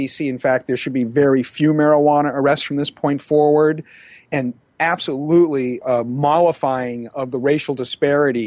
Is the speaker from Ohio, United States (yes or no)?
no; Massachusetts, United States; also born or lived in Maine; Massachusetts, my home state